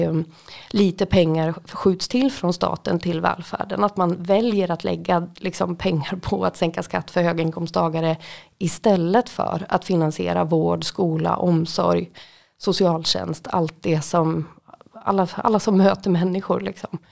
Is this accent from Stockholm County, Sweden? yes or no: no; Sala, Västmanland, Sweden; moved away as an adult; also born or lived in Västerås / Gothenburg; now in Malmö, Sweden; runt om Sala där jag kommer ifrån